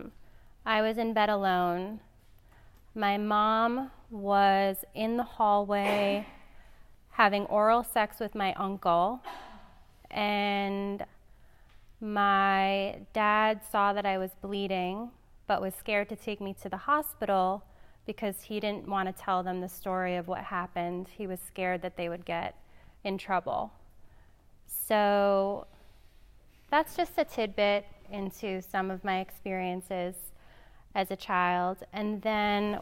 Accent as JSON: {"language": "English", "town": "New York City", "region": "New York", "country": "United States", "tie": "born or raised there", "said": "I grew up in Staten Island"}